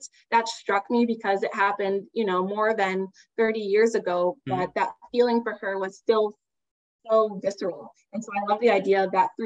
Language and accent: English; Dayton, Ohio, United States; moved away as an adult; also born or lived in Miami, Florida; I am originally from Dayton, Ohio, a little town in the US in the Midwest